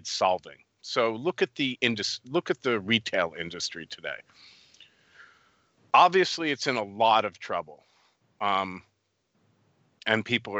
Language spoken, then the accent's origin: English; United States; moved away as an adult; also born or lived in New York, United States / Poland; I'm an American